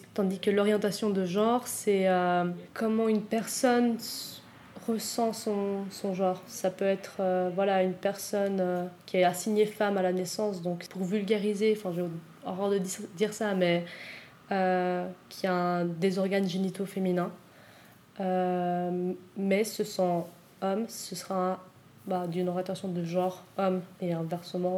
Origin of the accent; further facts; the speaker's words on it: Switzerland; j'ai grandi en Suisse, que je suis née en Suisse